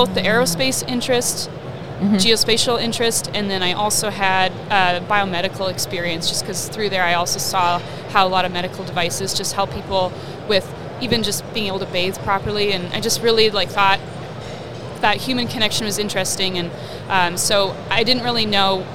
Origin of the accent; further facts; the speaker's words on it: British Columbia, Canada; also born or lived in Ecuador; I grew up in British Columbia in Canada.